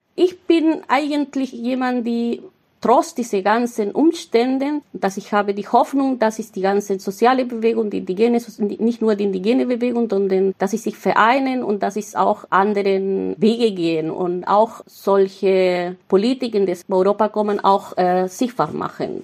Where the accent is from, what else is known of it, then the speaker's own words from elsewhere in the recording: Mapuche reservation in southern Chile, Chile; first language Mapudungun; German is a second language; moved away as an adult; now in Berlin, Germany; Ich bin in einem Reservat aufgewachsen in Südchile, äh, in einem Mapuche-Reservat